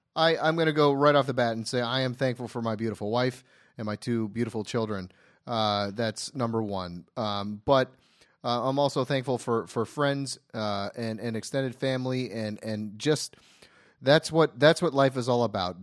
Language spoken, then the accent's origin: English; Ohio, United States; now in Los Angeles, United States; I have a, a, a close-knit group of friends that I all grew up with in Ohio